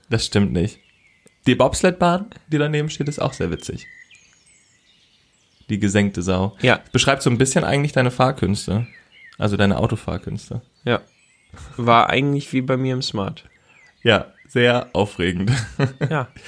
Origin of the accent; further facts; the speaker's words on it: Baden-Württemberg, Germany; born there; Ich bin gebürtiger Badener.